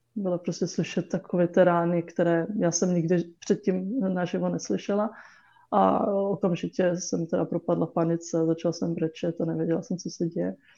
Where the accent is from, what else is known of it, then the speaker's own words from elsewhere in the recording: Czechia; Czech is a second language; my jsme se teda naučili česky, chodili jsme do školy do Čech